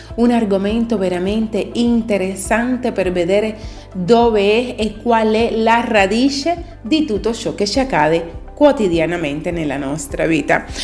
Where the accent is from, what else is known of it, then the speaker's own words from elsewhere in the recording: Italy; In Italia attribuiamo un valore altissimo al cibo